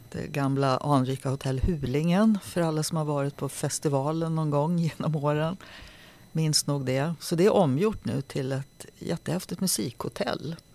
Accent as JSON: {"language": "Swedish", "town": "Nacka", "region": "Stockholm County", "country": "Sweden", "tie": "born or raised there", "said": "Jag växte upp i Nacka och eh, Nacka musikskola var en kommunal skola som nästan alla barn fick möjlighet att vara med i."}